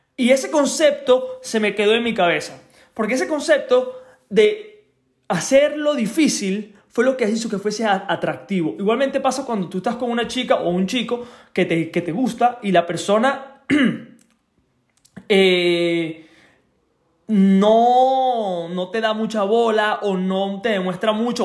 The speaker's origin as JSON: {"language": "Spanish", "country": "Venezuela", "tie": "born or raised there", "moved": "yes", "said": "cuando era pequeño, cuando vivía en Venezuela, tenía alrededor de 15 años"}